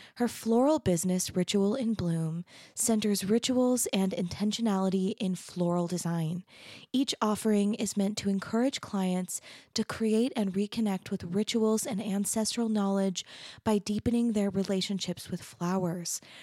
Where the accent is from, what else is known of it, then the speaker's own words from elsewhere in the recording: Arizona, United States; I grew up in Arizona